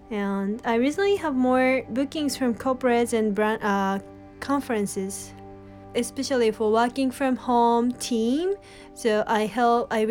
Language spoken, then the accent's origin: English; Tokyo, Japan; also born or lived in Tohoku, Japan / Egypt / India; I have lived in Egypt for three years when I was a little and most of my life I grew up in Tokyo, capital in Japan